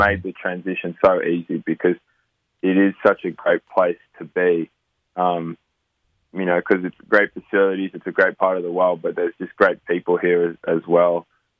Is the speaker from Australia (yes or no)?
yes; Australia; now in United States; Yeah, no, it's a great place to grow up. I have an amazing family who gave me, you know, an awesome